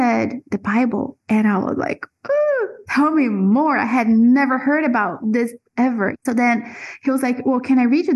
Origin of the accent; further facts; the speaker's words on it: Brazil; also born or lived in Florida; now in Central America; I was born and raised in Brazil